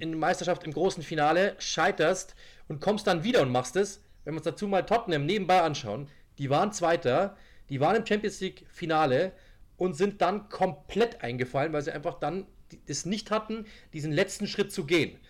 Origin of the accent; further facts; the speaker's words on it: Germany; ich bin selber Deutscher